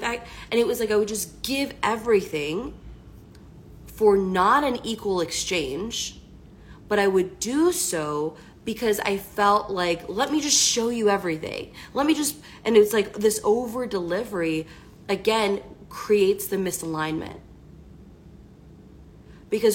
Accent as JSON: {"language": "English", "town": "Washington", "region": "District of Columbia", "country": "United States", "said": "I'm from the East Coast, from the DC area."}